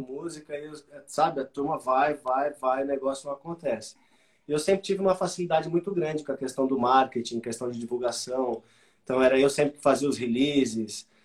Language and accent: Portuguese; Brazil